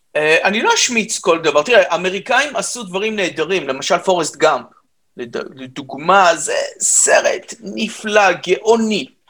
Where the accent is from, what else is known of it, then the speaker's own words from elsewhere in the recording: Israel; אני ישראלי דרך אגב לגמרי, אז אני לא, לא עליתי מצרפת